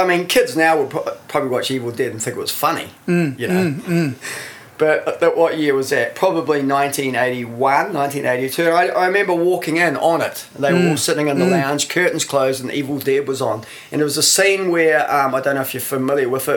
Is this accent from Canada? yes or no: no; Masterton, Wellington, New Zealand; moved away as an adult; also born or lived in Freiburg; I was born in Masterton. I lived there till I was about 17 or 18, I think.